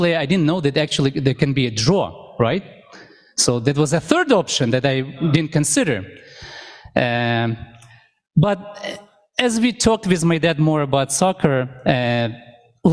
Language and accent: English; Ukraine; now in Canada; I remember when I was a little boy, I grew up in Ukraine. At that time, it was Soviet Union